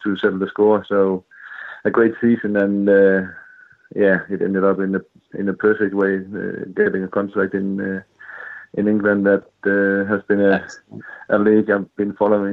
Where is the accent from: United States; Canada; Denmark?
Denmark; Silkeborg, Central Denmark Region; moved away as an adult; also born or lived in Bolton; It's my hometown club. I came to the club when I was 15